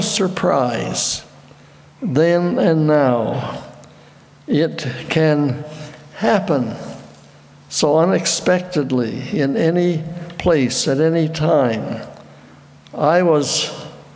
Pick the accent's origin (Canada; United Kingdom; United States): Canada; Petitcodiac, New Brunswick; I was stationed in Chatham, about 2 hours from my home in Petticoatiac